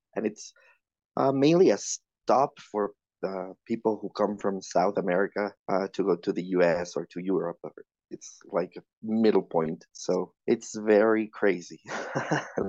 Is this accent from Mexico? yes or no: yes; Mexico City, Mexico; I'm from Mexico City.